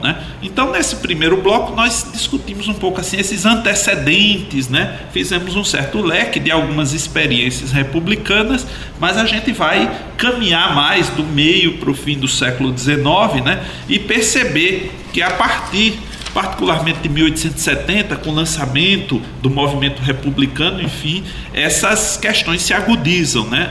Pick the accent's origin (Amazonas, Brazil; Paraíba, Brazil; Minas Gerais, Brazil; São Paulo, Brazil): Paraíba, Brazil; nós paraibanos